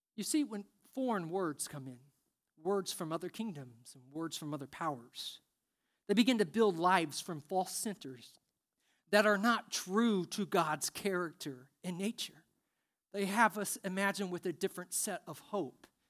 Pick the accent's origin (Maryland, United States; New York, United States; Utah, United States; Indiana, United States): Indiana, United States; I'm from Indiana